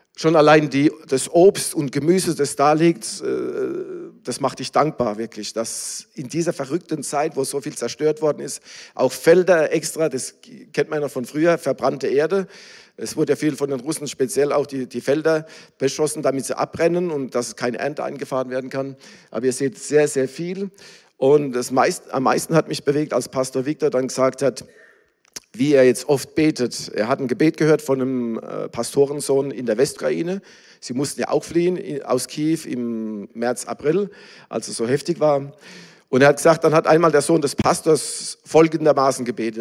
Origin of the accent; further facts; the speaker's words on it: Germany; now in Ukraine; ich bin ja auch Deutscher